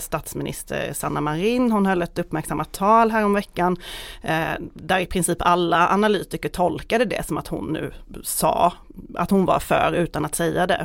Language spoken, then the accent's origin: Swedish; Skåne, Sweden; jag är från Skåne